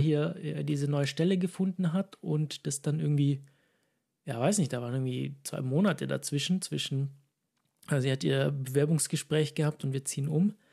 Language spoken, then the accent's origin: German; Ulm, Baden-Württemberg, Germany; moved away as an adult; von meiner ursprünglichen Stadt, ursprünglich aus Ulm. Mhm. Und da sehr lange gewohnt